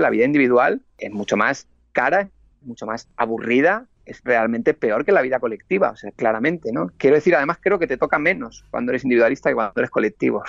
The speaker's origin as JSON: {"language": "Spanish", "country": "Spain"}